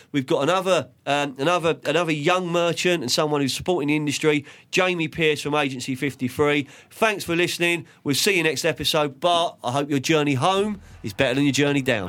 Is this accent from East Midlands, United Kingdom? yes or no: no; London, United Kingdom; I grew up in Lancaster Court Estate on five seventy Fulham Road